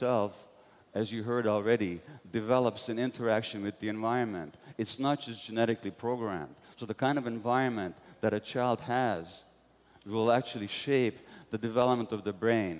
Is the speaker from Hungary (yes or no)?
yes; Budapest, Hungary; I was born in Budapest, Hungary in 1944 to Jewish parents